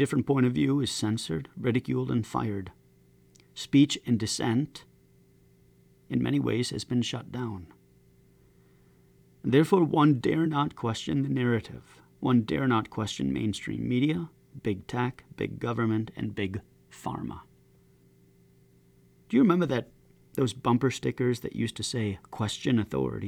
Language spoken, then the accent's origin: English; United States; As an American citizen